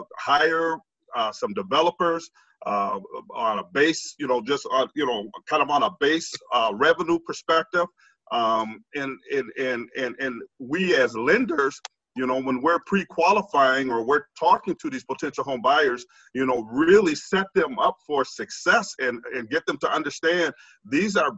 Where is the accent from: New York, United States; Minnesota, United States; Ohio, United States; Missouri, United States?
Minnesota, United States; Minneapolis; I'm a child from North Minneapolis. I grew up in North Minneapolis, raised in North Minneapolis